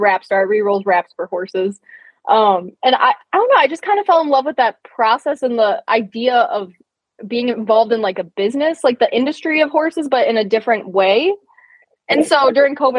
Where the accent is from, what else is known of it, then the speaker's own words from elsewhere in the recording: Michigan, United States; I'm from Michigan